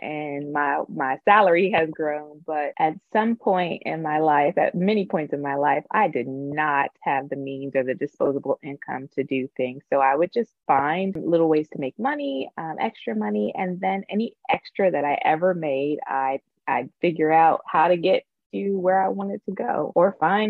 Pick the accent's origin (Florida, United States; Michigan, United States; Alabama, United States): Florida, United States; Tampa; moved away as an adult; also born or lived in Atlanta, Georgia / New York; now in Los Angeles, United States; I'm originally from Tampa, Florida